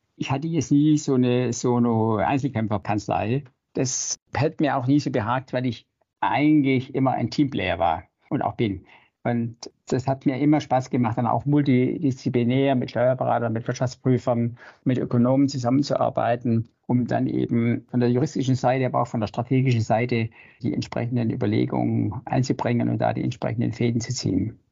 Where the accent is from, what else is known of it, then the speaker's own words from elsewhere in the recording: Stuttgart, Baden-Württemberg, Germany; Ich bin im wilden Westen in Stuttgart äh, groß geworden.